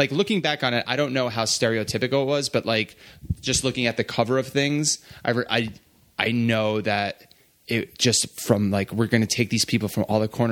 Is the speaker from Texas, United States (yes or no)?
no; New Jersey, United States; I grew up in North Jersey